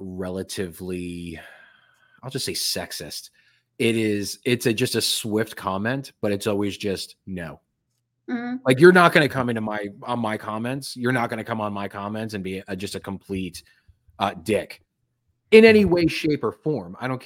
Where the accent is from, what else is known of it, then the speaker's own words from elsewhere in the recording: New Jersey, United States; I was born in Jersey. My parents are from Jersey. I go back every now and then because it's one of my markets that I have to travel to. But yes, mid to South Jersey.